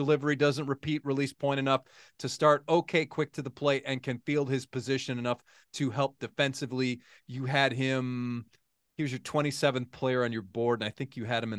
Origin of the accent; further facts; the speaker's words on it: Syracuse, New York, United States; moved away; I also grew up in Syracuse, New York